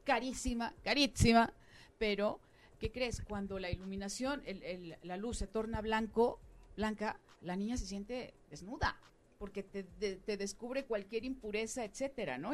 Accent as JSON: {"language": "Spanish", "country": "Mexico", "said": "como mexicana"}